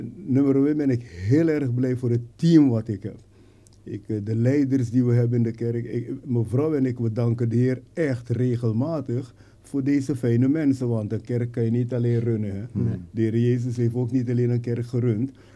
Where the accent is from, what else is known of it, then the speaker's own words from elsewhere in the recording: Suriname; moved away as an adult; now in Netherlands; ik ben geboren in Suriname natuurlijk en hier naar Nederland gekomen om te studeren